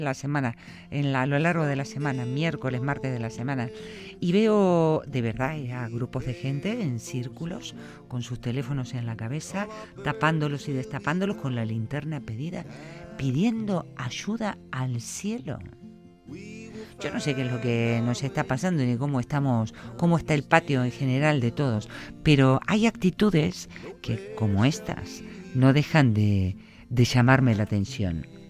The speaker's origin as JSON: {"language": "Spanish", "country": "Argentina", "moved": "yes", "lives_now": "Basque Country, Spain", "said": "Yo soy una argentina en Euskadi"}